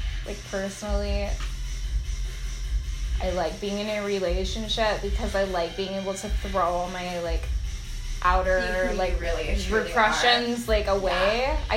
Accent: Philippines; we're both Filipino, and I was just oh, yeah, I felt, kind of a kinship with him.

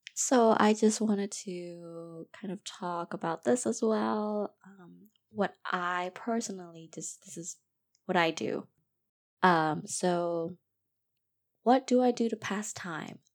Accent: Myanmar; I was born and raised in Myanmar. I am Burmese

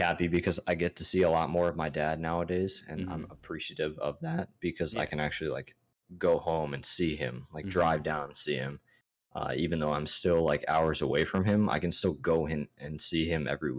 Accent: Maryland, United States; also born or lived in California / Hawaii; So me growing up, I was born in California. Mm-hmm. Spent the 3 years, 2 years in Cali and then 2 years in Hawaii and then jumped over to Maryland. And that's when I started to like actually grow up in the backwoods.

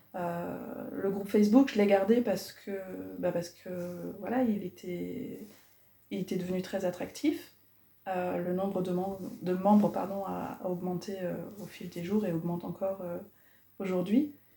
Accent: Cherbourg, Normandy, France; moved away as an adult; also born or lived in Morocco; now in La Haye-du-Puits, France; je suis originaire de Cherbourg, j'y ai vécu 23 ans

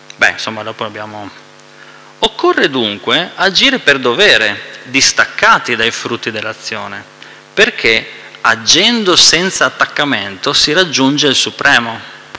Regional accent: Veneto, Italy; Noi che siamo veneti

